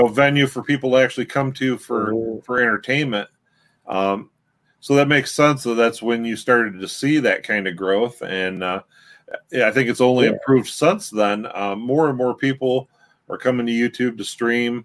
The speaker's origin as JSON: {"language": "English", "region": "Michigan", "country": "United States", "said": "we're from Michigan and we do a lot of content right here in our home state"}